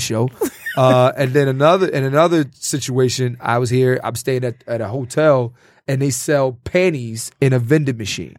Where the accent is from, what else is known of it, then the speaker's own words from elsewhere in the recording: Philadelphia, Pennsylvania, United States; I'm from Philly